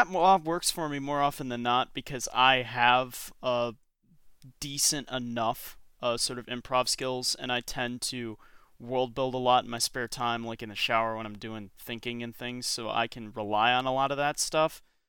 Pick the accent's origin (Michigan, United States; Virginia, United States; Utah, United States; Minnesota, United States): Michigan, United States; You realize I'm from Michigan, right?